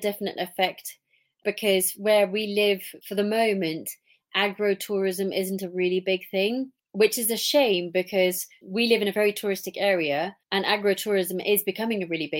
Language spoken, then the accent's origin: English; England, United Kingdom; now in Switzerland; because I'm English, obviously, I love going back to England